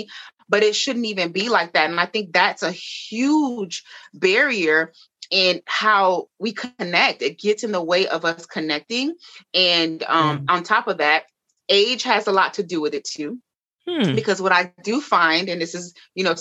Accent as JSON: {"language": "English", "town": "Miami", "region": "Florida", "country": "United States", "said": "I'm from Miami"}